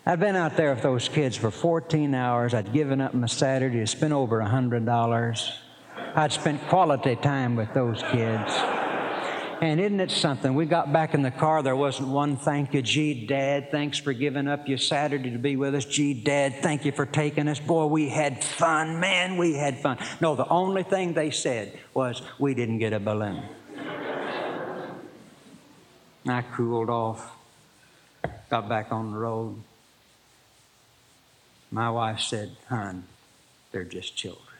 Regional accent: Poteau, Oklahoma, United States; I was born in Poto, Oklahoma

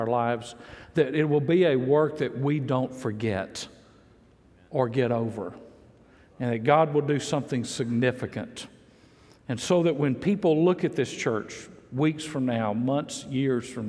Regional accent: Mississippi, United States; moved away; I grew up in Mississippi

